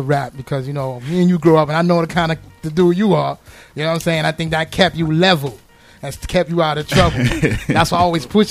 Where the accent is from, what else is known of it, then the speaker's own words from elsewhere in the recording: New York City, New York, United States; We grew up in Brooklyn together